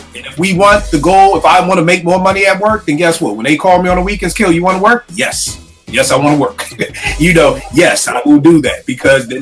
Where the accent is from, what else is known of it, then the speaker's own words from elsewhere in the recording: Philadelphia, Pennsylvania, United States; when we growing up in Philly, I'm sure it's like this in every place. In Philly, your old head's job was to school you